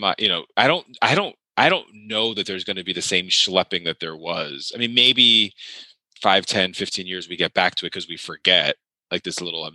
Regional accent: New York, United States; I grew up in New York

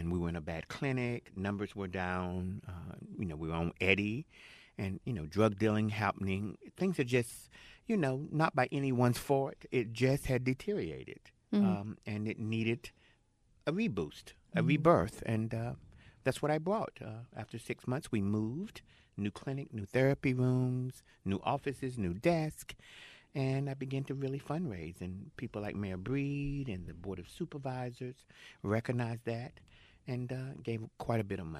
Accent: Jacksonville, North Carolina, United States; I'm from Jacksonville.

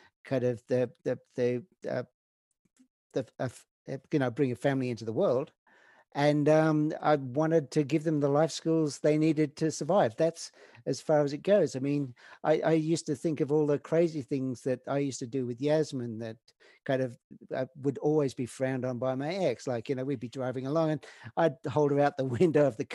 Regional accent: Snowy Mountains, Cooma/Jindabyne, New South Wales, Australia; moved away as an adult; now in Canada; my kind of hometown back in Australia on the Cooma Jindabyne side. Yes, because I grew up in the Snowy Mountains

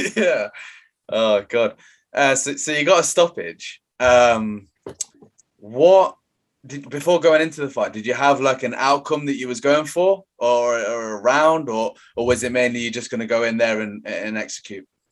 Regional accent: Leicester, East Midlands, United Kingdom; I'm from Leicester

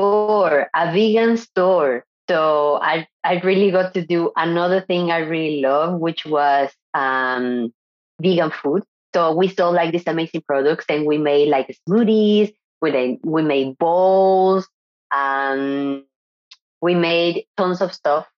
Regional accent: Mexico; English is a second language; moved away as an adult; also born or lived in Monterrey, Mexico / France / Barcelona, Spain / Nicaragua; now in San Sebastian, Spain; I was born in Mexico and I lived there until maybe 22

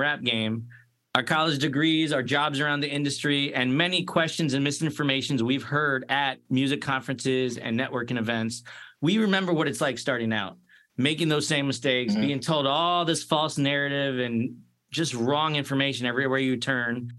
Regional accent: Sleepy Hollow, New York, United States; also born or lived in Boca Raton, Florida; now in Central Florida, United States; I was born in Sleepy Hollow, New York, where our guest was born at. And now I'm living in sunny Central Florida.

